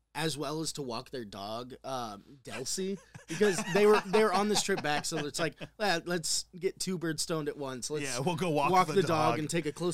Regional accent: Indiana, United States; Cornbread Road, which Cornbread Road is an actual town in my hometown, or an actual road in my hometown.

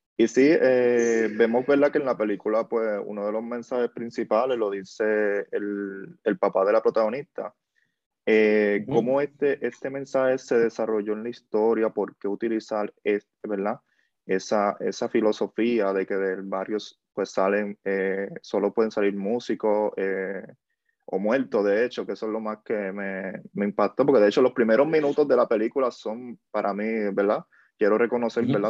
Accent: Puerto Rico; Como puertorriqueño lo puedo ver también aquí, en, ¿verdad? No me crié en un barrio, pero, pero sí me crié, crié en el campo, en, ¿verdad? en la zona rural

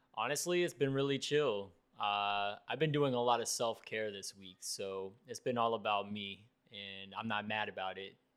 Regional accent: Fort Lauderdale, Florida, United States; I grew up in South Florida and I grew up in Fort Lauderdale

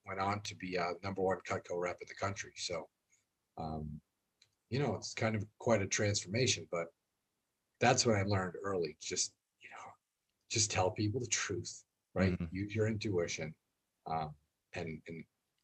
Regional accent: Boston, Massachusetts, United States; we're from Boston

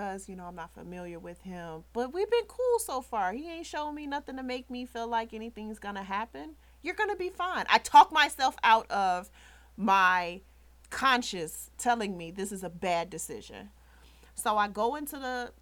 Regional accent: Chicago, Illinois, United States; I'm from the South Side. We were on the South Side

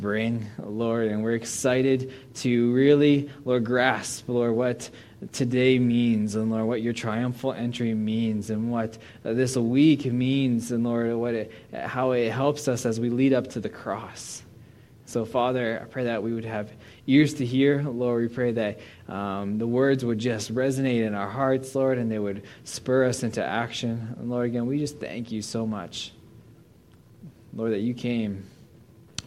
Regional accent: Arnold, Pennsylvania, United States; moved away as an adult; also born or lived in Portland, Oregon / Saskatchewan; now in British Columbia, Canada; I'm a boy from Pittsburgh, not even from Pittsburgh, a small town called Arnold, Pennsylvania. And so I grew up in the ghetto

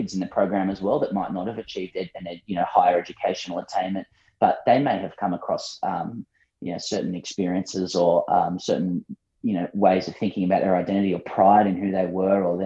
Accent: Sydney, New South Wales, Australia; moved away as an adult; now in Melbourne, Australia; I'm born and bred in Sydney

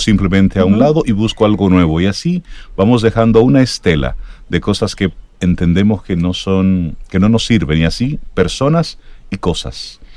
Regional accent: Dominican Republic

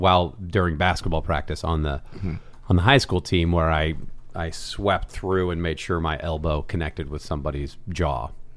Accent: Mercer Island, Washington, United States; moved away as an adult; now in Los Angeles, United States; Mercer Island, Washington

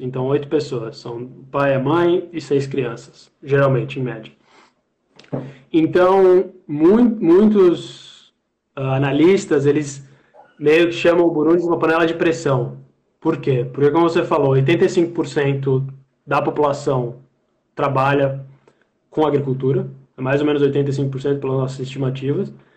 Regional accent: Brazil; a gente, como brasileiro

